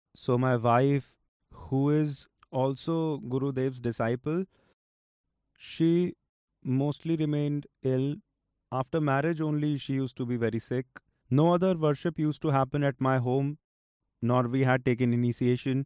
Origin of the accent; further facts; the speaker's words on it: Pehowa, Haryana, India; I am from Tehsil Pehwa, Zilla Kurukshetra